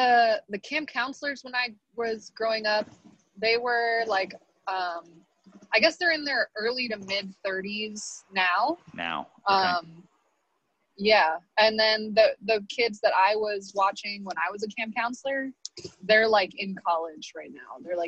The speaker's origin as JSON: {"language": "English", "region": "Pacific Northwest", "country": "United States", "tie": "born or raised there", "also_born_or_lived": "New York City", "said": "So I grew up in the Pacific Northwest. I loved that I was born in Manhattan though, and I became obsessed with New York City, and I later moved back for about 4 years."}